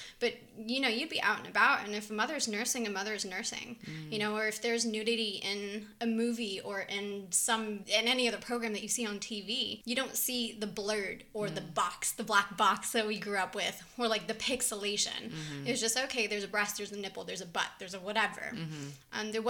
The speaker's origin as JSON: {"language": "English", "country": "Israel", "tie": "born or raised there", "said": "because I grew up in two countries. I grew up here and in Israel."}